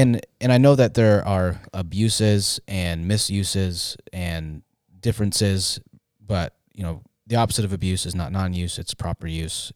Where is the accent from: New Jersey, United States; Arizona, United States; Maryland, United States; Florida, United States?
Arizona, United States; Tempe; I grew up in Tempe